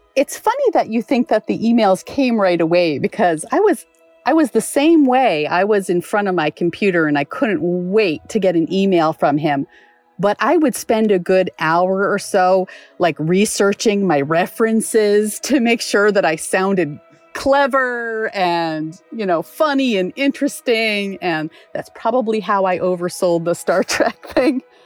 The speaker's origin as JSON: {"language": "English", "town": "Cheshire", "region": "Connecticut", "country": "United States", "said": "I'm originally from Cheshire, Connecticut"}